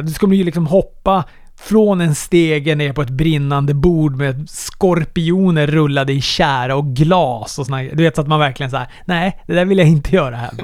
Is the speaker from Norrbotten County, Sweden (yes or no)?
yes; Luleå, Norrbotten County, Sweden; moved away; just nu är jag hemma i Luleå